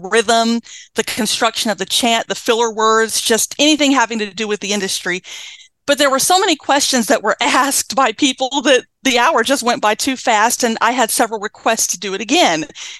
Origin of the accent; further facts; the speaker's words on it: the South, United States; I grew up going to auctions, you know, growing up in the South.